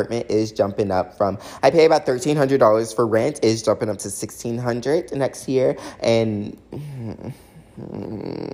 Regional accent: the South, United States; growing up in the South

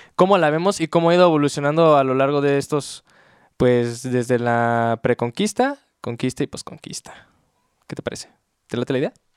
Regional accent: Mexico; nosotros siendo bien pinches mexicanotes

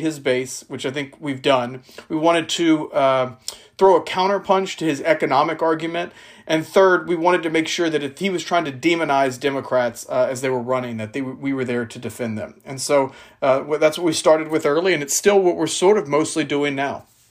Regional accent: South Louisiana, United States; I'm from South Louisiana

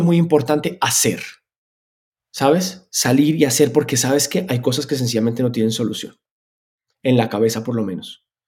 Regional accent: Spain; moved away; also born or lived in Colombia; Yo, me crié en España. Yo me crié en un país que en ese momento además era muy de centro.

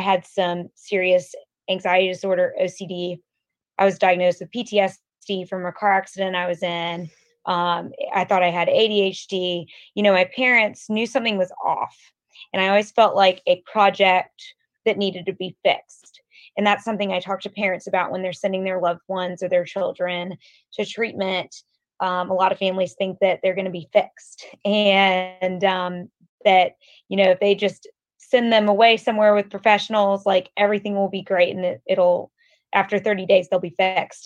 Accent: Atlanta, Georgia, United States; I'm from Atlanta. I grew up in Atlanta

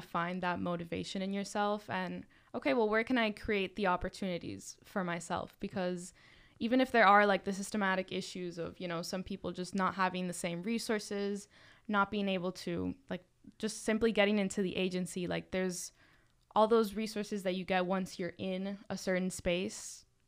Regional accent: Miami, Florida, United States; moved away as an adult; I grew up in Miami

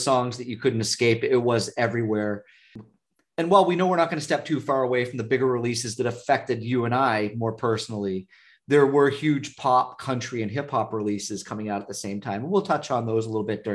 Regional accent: Vermont, United States; we're from Vermont

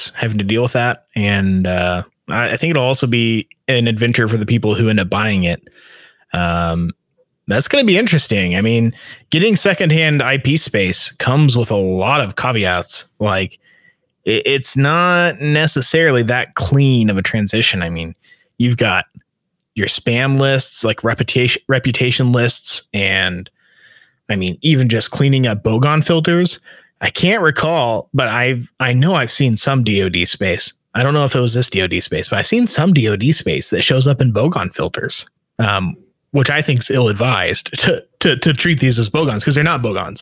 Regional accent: United States

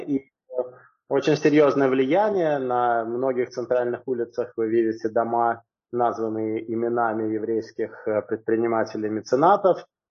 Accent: Moscow, Russia; moved away as an adult; now in Singapore; Я родился в Москве и большую часть жизни я прожил в Москве

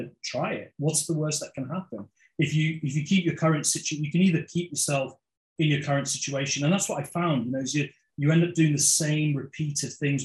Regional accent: London, United Kingdom; moved away as an adult; now in Bahrain; I was born in London. So Indian heritage and born in London and lived in the UK for 24 years and worked there, went to university there, schooling, everything

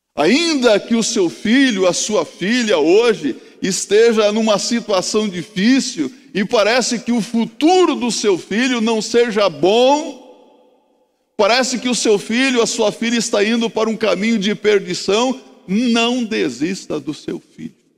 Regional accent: Mato Grosso do Sul, Brazil; Eu sou lá do Mato Grosso do Sul

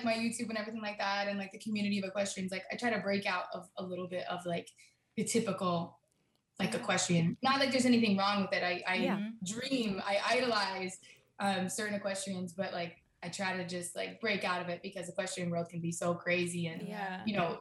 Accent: Florida, United States; I've actually born and raised in Florida. Okay. Like, I'm a Florida girl, but my family, like, they're from Jersey

